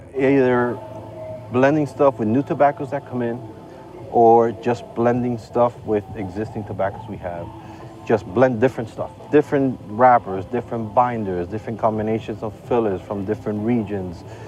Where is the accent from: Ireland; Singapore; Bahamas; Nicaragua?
Nicaragua; Estelí; I'm a Northerner in the country